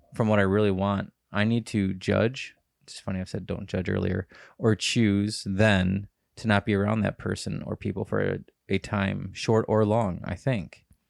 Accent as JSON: {"language": "English", "country": "United States", "said": "I'm an American in a different country"}